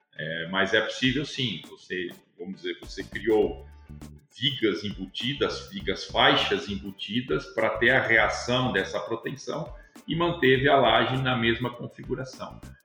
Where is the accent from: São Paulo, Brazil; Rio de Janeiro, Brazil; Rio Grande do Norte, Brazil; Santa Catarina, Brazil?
São Paulo, Brazil; Rio Claro; also born or lived in Bauru; Eu sou do interior de São Paulo, né? Nascido no interior, na cidade de Bauru. Vivi toda a minha, minha infância e minha vida até a faculdade é, em Rio Claro